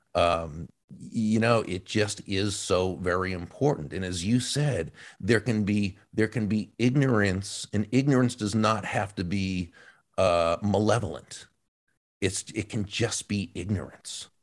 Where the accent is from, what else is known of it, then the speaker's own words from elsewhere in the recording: outside of Boston, Massachusetts, United States; I, I grew up outside of Boston